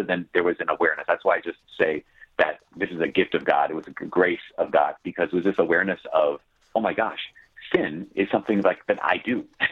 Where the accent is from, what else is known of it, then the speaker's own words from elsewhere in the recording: Brainerd, Minnesota, United States; also born or lived in Oak Park, Illinois; I grew up in Brainerd, Minnesota.